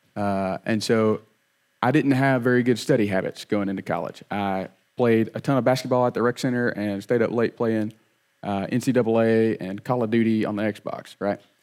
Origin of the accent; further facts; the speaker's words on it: Opp, Alabama, United States; I grew up in Op, uh, had two little brothers